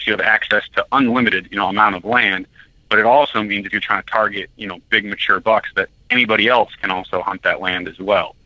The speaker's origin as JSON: {"language": "English", "town": "Belfast", "region": "Maine", "country": "United States", "tie": "born or raised there", "also_born_or_lived": "New Hampshire", "said": "I grew up in Belfast, Maine"}